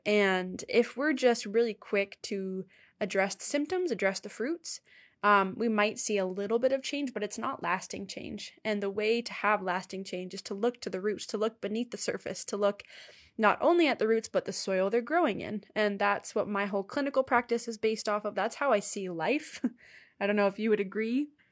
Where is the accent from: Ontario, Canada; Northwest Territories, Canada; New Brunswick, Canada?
Ontario, Canada; now in Alberta, Canada; I did not grow up here. I grew up in Ontario